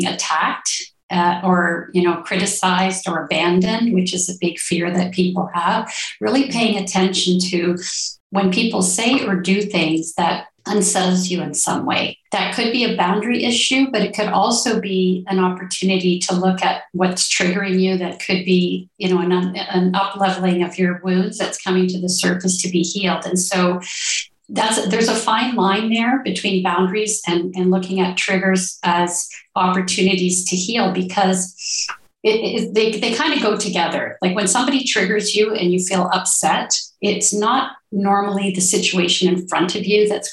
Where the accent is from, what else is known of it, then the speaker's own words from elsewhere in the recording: Ontario, Canada; now in Colombia; I'm originally from Ontario, Canada, and now I live in Colombia, South America